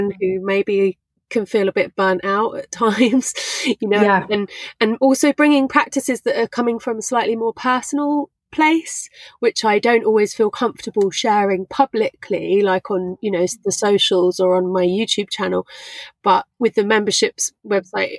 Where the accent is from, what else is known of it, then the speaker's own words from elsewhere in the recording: England, United Kingdom; also born or lived in London / Brighton; I'm not Thai, I'm English